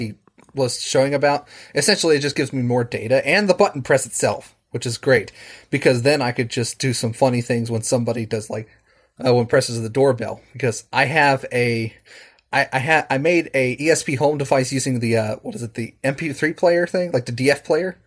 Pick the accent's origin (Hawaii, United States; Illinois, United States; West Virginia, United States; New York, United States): West Virginia, United States; Charleston; I'm from Charleston, West Virginia, uh, over on the Eastern Seaboard.